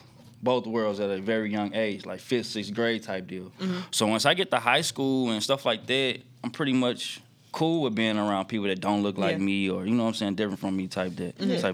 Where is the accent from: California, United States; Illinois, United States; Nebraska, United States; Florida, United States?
Illinois, United States; Brooklyn; originally from Brooklyn, Illinois.